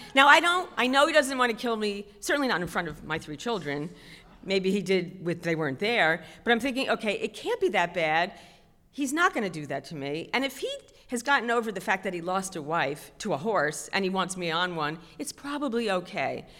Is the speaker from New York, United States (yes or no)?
yes; New York City, New York, United States; I was raised in Queens